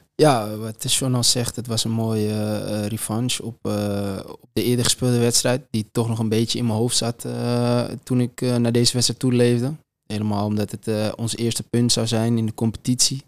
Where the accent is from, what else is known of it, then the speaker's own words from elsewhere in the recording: Amsterdam, North Holland, Netherlands; mij als, als Amsterdammer